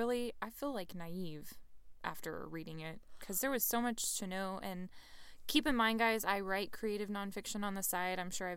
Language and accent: English; Texas, United States; which we're both from Texas, so this appeals to us greatly.